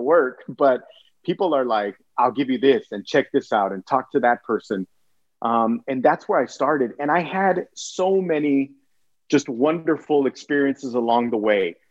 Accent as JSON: {"language": "English", "town": "Brownsville", "region": "Texas", "country": "United States", "tie": "born or raised there", "also_born_or_lived": "Archbold, Ohio", "said": "we came back home because I was born in Brownsville"}